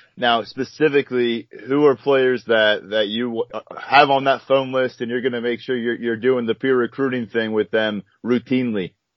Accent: Middle Township, New Jersey, United States; moved away; I'm from Middle Township, New Jersey

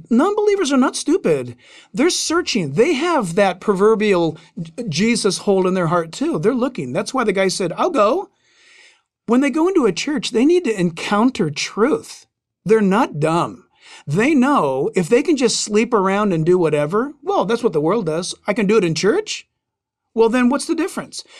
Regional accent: Southern California, United States; growing up in Southern California

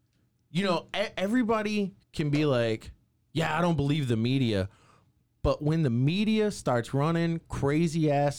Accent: Waco, Texas, United States; I grew up in Waco. I went to Waco High. Yep. I grew up in the local punk rock scene.

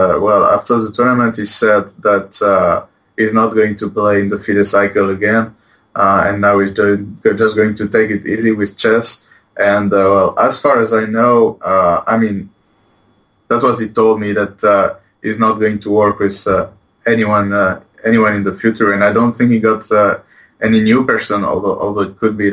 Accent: Poitiers, Nouvelle-Aquitaine, France; English is a second language; moved away as an adult; now in Barcelona, Spain; I'm from Poitiers

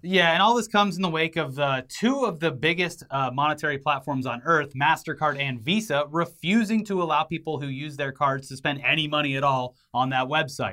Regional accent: United States; I was born here

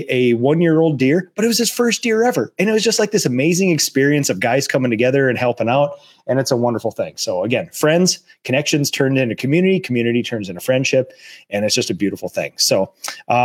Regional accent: Minnesota, United States; we're from Minnesota.

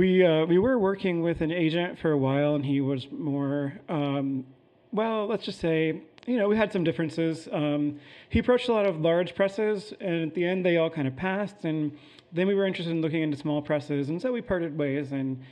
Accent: Indiana, United States; I grew up in Indiana too.

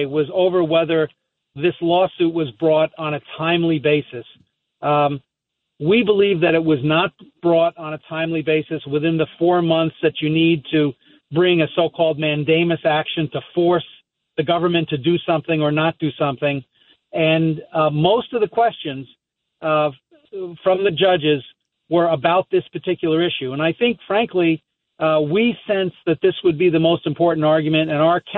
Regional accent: Seaford, New York, United States; moved away; we're both from Seaford, New York originally

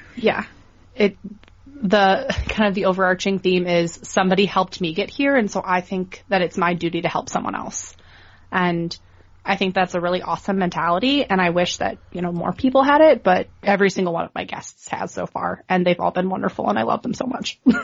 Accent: Cleveland, Ohio, United States; moved away as an adult; also born or lived in Buffalo; I grew up in Cleveland, Ohio, where we didn't have a professional team

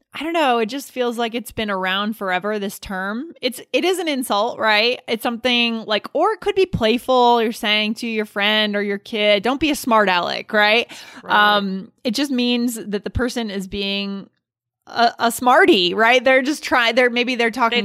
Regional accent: Northeast, United States; I grew up in the Northeast

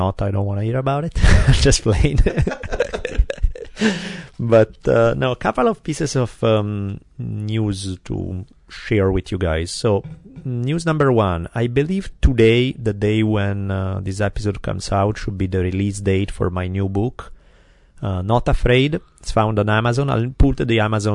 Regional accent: Italy; accent: Italian; my glorious Italian accent

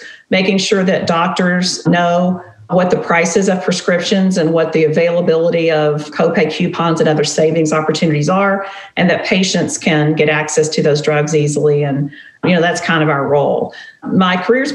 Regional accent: Tennessee and North Carolina, Southeast, United States; now in Nashville, United States; I grew up in the Southeast. I grew up in Tennessee and North Carolina, and my dad was a preacher

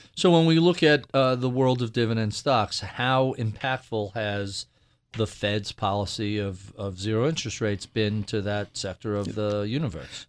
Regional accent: New York, United States; As a New Yorker

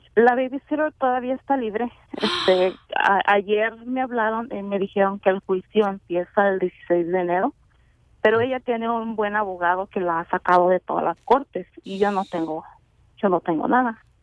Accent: Mexico; nosotros como mexicanos

